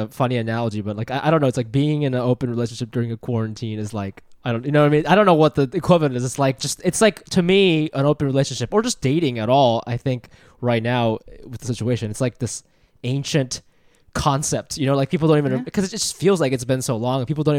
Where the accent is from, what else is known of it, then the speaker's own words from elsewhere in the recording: Japan; born there; No, I was born in Japan.